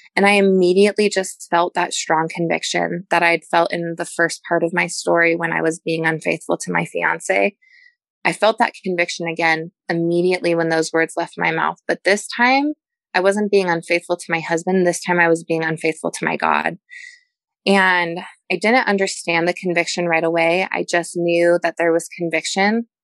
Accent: Denver, Colorado, United States; moved away as an adult; also born or lived in Pensacola; I am from Denver, which is a big city

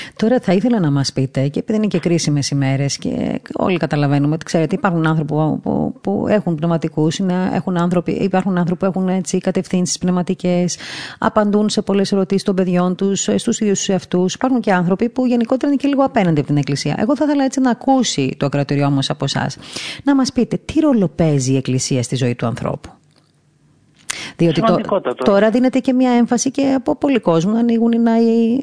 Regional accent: Crete, Greece; moved away; από μικρό παιδί μέχρι τουλάχιστον τότε που έφυγα από την Κρήτη

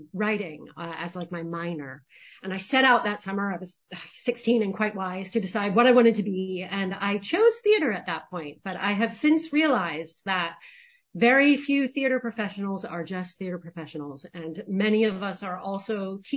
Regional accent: Lewisburg, Pennsylvania, United States; my own hometown of Lewisburg, Pennsylvania

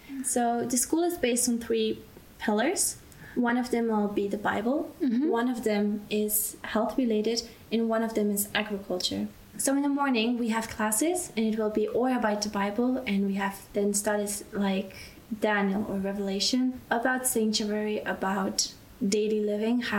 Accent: Belgium; moved away as an adult; now in Austria; and I grew up in Belgium

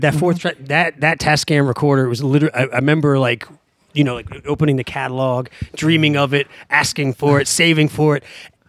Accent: Washington, District of Columbia, United States; moved away as an adult; now in New Orleans, United States; I grew up in Washington, D.C.

